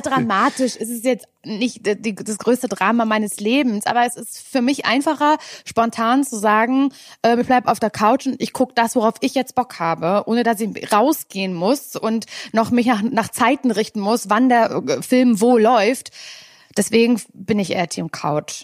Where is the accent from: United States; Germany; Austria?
Germany; Mecklenburg-Vorpommern; ich komme ja aus Mecklenburg-Vorpommern